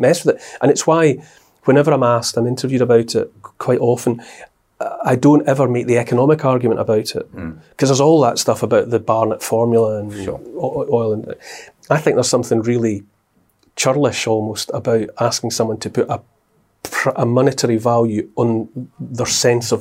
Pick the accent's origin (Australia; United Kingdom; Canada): United Kingdom; Scotland; I'm from Scotland